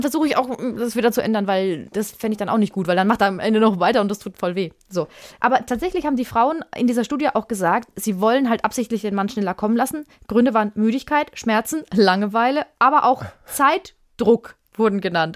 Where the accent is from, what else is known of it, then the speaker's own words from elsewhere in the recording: Würzburg, Bavaria, Germany; ich habe äh, in einem Mehrfamilienhaus gewohnt, in Würzburg. Das ist meine Heimatstadt